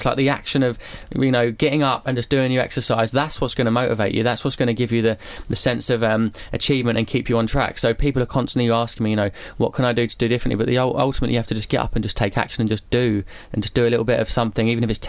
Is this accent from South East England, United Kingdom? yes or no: yes; Epsom, South East England, United Kingdom; I grew up in a place called Epsom in Surrey.